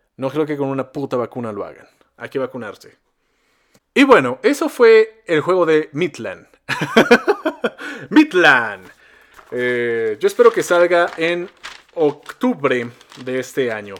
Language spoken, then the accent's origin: Spanish; Mexico; nosotros como mexicanos